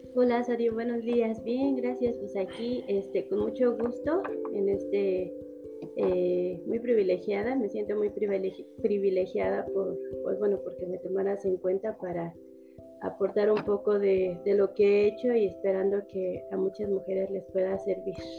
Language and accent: Spanish; Mexico City, Mexico; yo vivía en el, en el Ajusco, ahí en México yo soy de México, de la Ciudad de México